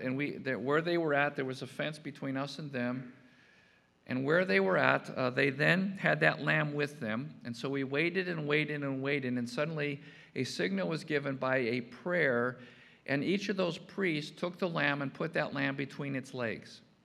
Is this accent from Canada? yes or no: no; Chicago, Illinois, United States; growing up in Chicago